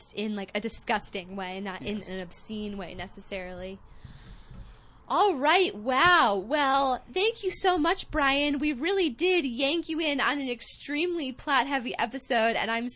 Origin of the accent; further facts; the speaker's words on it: United States; I'm an American